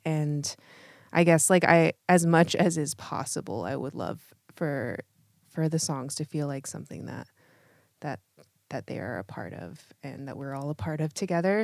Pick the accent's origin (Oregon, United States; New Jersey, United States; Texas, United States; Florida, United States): Oregon, United States; Eugene; now in Portland, United States; I grew up in Eugene